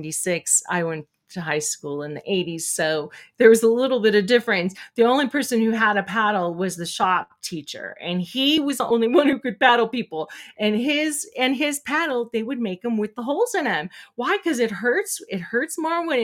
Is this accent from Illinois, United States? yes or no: no; California, United States; growing up in California